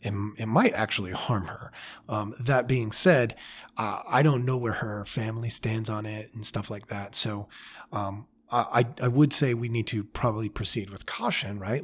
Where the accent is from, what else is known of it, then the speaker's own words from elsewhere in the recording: United States; I was raised in America